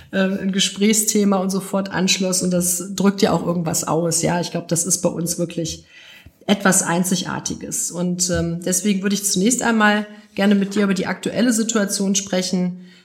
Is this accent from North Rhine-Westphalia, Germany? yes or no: yes; Gelsenkirchen, North Rhine-Westphalia, Germany; seiner Fans für meine Heimatstadt Gelsenkirchen.